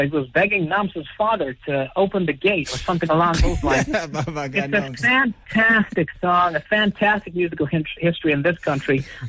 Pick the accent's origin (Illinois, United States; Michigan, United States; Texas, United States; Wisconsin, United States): Wisconsin, United States; born there; Well, I was born in Wisconsin a long time ago.